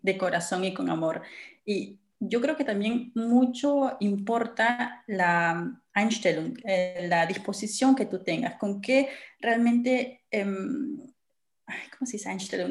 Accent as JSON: {"language": "Spanish", "country": "Peru", "moved": "as an adult", "lives_now": "Germany"}